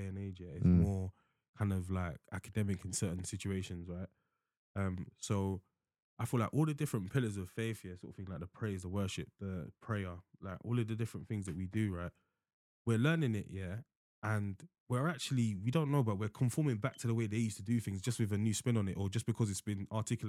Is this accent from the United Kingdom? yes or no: yes; United Kingdom; also born or lived in Nigeria; we're second generation, whatever you got, or first generation, whatever, born here